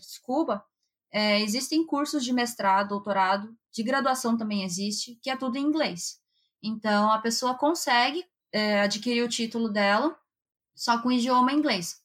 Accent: Brazil; first language Japanese; moved away as an adult; now in Japan; Só que o japonês que a gente usa lá no Brasil, ele já tá bem defasado

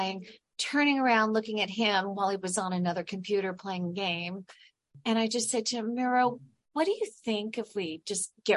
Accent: California, United States; I'm originally from California.

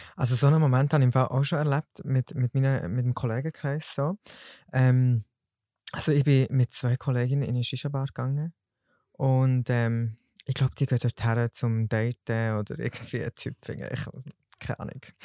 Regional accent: Solothurn, Switzerland; ich bin 21 und komme von Solothurn

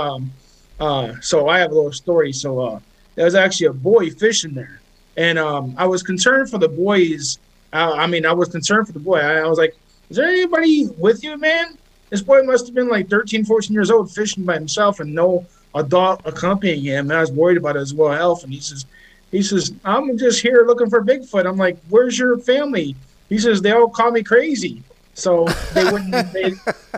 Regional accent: Cleveland, Ohio, United States; I'm from Cleveland, Ohio, and I'm from the home of the Ohio Grassman

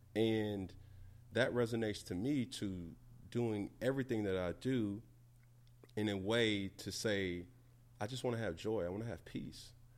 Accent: Atlanta, Georgia, United States; I'm from Atlanta

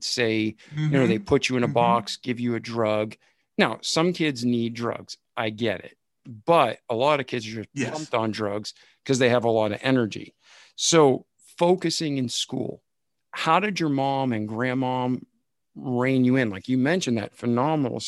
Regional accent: outside of Boston, Massachusetts, United States; I grew up outside of Boston.

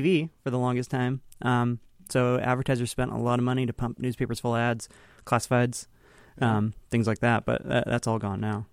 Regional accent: Kingston, Washington, United States; I grew up, uh, near Kingston

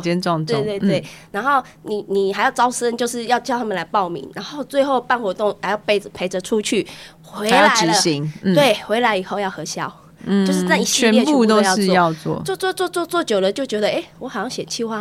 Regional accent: Keelung, Taiwan; 那我毕业以后就回来回来基隆，我是基隆人。

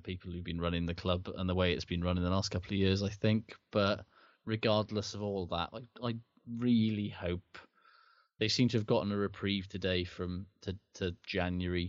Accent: Wales, United Kingdom; as a Welshman

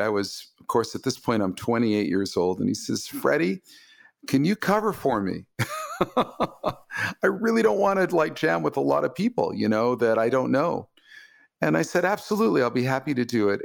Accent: Los Angeles, California, United States; my hometown of Los Angeles

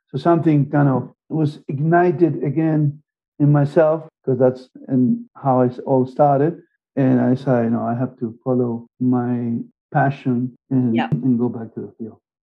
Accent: Argentina; moved away; also born or lived in Germany / United States / Canada / Spain; And I'm from Argentina, I lived in Germany, I lived in the US, I lived in Canada, I lived in Spain

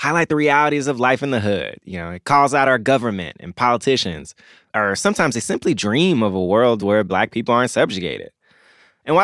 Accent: Memphis, Tennessee, United States; I grew up in Memphis

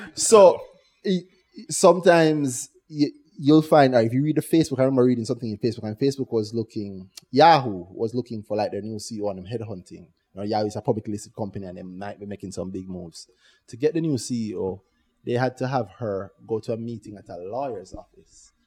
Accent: Jamaica; Growing up in Jamaica

